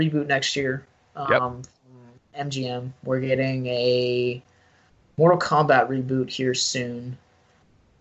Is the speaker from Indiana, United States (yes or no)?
no; Baltimore, Maryland, United States; where I lived in Baltimore